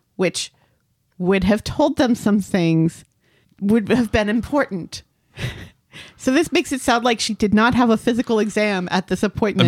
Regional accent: United States; I'm American and not British

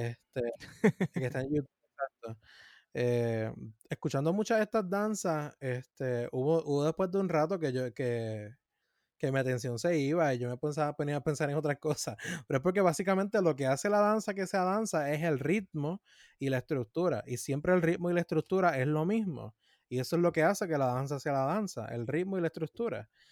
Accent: Puerto Rico; como puertorriqueños

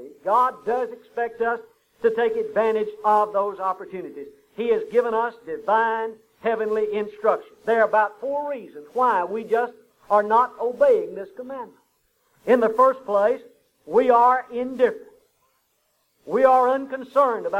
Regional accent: Huntsville, United States; We grew up together in Huntsville

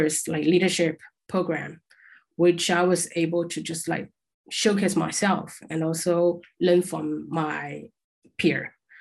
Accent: Shanghai, China; moved away as an adult; also born or lived in Perth, Australia; I'm from Shanghai, it's quite like international and big city

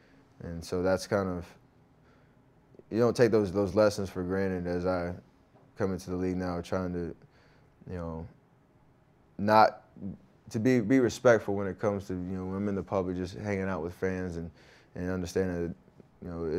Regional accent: North Carolina, United States; growing up in Tar Heel country and in North Carolina.

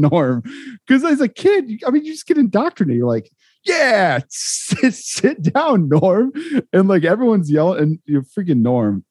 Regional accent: Topeka, Kansas, United States; now in Kansas City; I grew up in Topeka

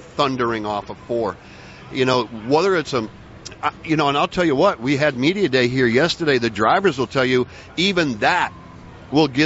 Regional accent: Michigan, United States; I'm from Michigan. So as a Michigander

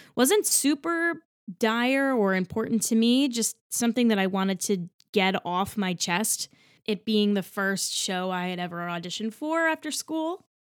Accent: New Jersey, United States; moved away as an adult; also born or lived in Texas State University, Texas; now in New York City, United States; I grew up in Central Jersey

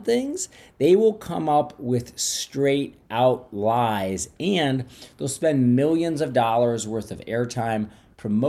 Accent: outside of St. Louis, Missouri, United States; I grew up outside of St. Louis

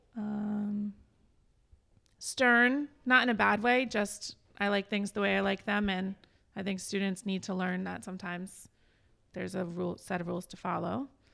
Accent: East Greenwich, Rhode Island, United States; I grew up in East Greenwich

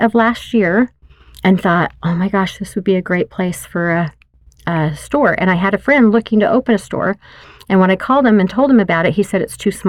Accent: Wyoming, United States; born there; now in Utah, United States; He was born and raised in Idaho, and I lived all over, but I was born in Wyoming.

